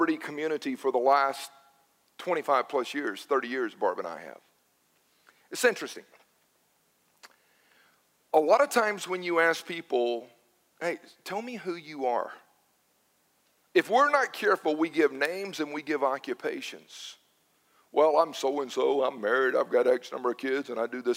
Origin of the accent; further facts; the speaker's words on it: Newnan, Georgia, United States; Growing up in Noonan